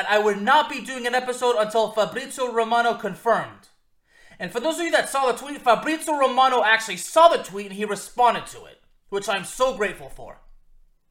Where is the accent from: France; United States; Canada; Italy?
France; Lyon, Auvergne-Rhône-Alpes; moved away; also born or lived in Villeurbanne; we were both born in the same city in France. We are both from Lyon